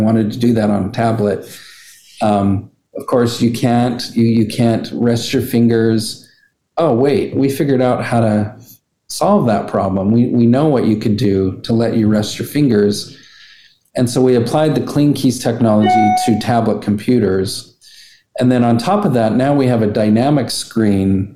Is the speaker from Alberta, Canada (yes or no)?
yes; Alberta, Canada; we're just from Alberta